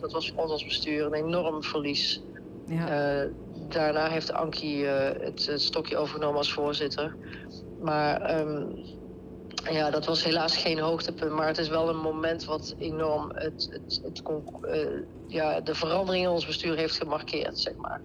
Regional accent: Deurne, North Brabant, Netherlands; accent: Brabants; moved away as an adult; Ja, ik kom zeker uit Brabant. Ik kom uit Deurne, dat ligt bij, bij Eindhoven

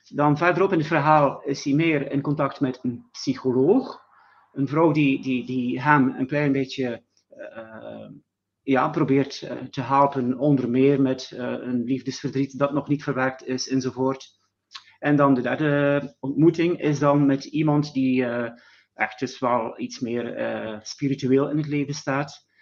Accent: West Flanders, Belgium; ik kom uit België, West-Vlaanderen

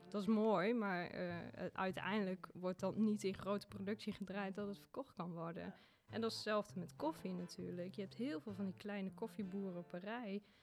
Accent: Achterhoek, Gelderland, Netherlands; accent: Achterhoeks; moved away as an adult; also born or lived in Zwolle / Ethiopia; Ik kom uit de Achterhoek. En eh, dat accent, dat heb ik natuurlijk nog steeds en daar ben ik ook heel trots op

